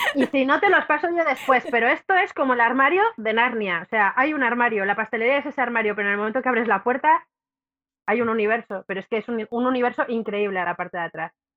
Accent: Cantabria, Spain; Cantabria porque como es mi tierra

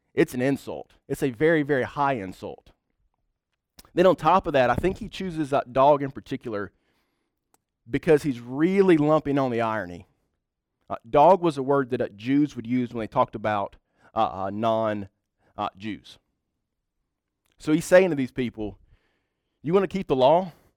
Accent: United States; we are white, uh, middle class, and from the United States of America

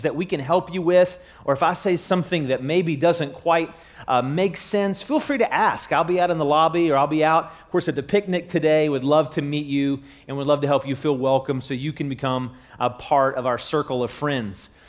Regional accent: Charleston, United States; I'm from the Charleston area

